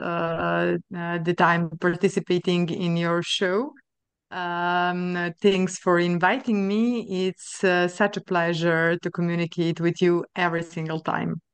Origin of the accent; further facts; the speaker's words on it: Sombor, Vojvodina, Serbia; moved away as an adult; also born or lived in Novi Sad, Serbia / France; now in Luxembourg; I was born in Serbia, uh, and I finished my studies, uh, of psychology in Novi Sad in Serbia as well